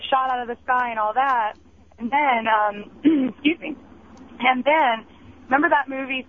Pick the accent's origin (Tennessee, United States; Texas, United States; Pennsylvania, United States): Pennsylvania, United States; now in Orlando, United States; even though I live here in Orlando now, I'm originally from Pennsylvania, and I was in high school when that TWA Flight 800 thing happened.